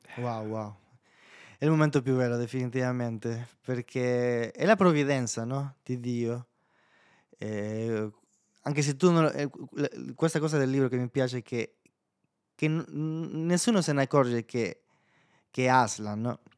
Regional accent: El Salvador; Italian is a second language; moved away as an adult; now in Italy; nel mio paese fino a ventitré anni, eh, ed è un paese molto pericoloso

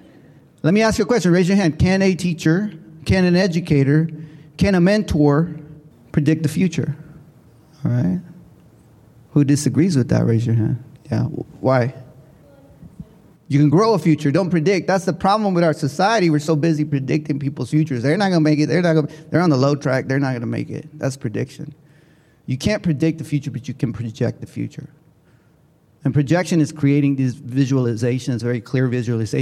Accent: Oakland, California, United States; I'm from up north. I'm from Oakland, California.

